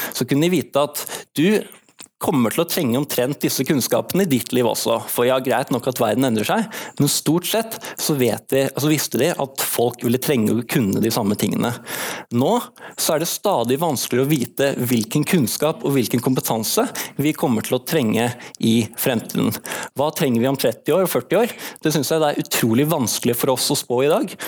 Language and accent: Norwegian; Bergen, Vestland, Norway; also born or lived in Oslo; jeg er født i Oslo, men jeg har bodd i Bergen siden jeg var seks år og gått alle mine skoleår her